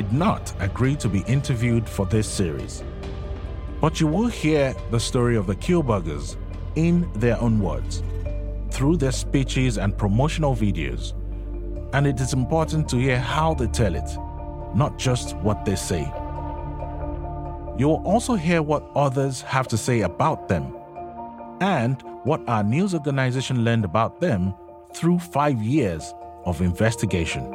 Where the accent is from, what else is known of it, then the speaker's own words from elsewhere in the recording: Lagos, Nigeria; I was born in Nigeria. I grew up surrounded by NGOs.